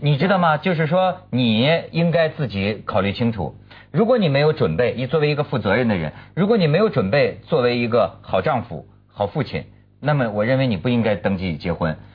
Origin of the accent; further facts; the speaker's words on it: China; 就是我们中国人对这个契约婚姻呐，到底是尊重还是不尊重？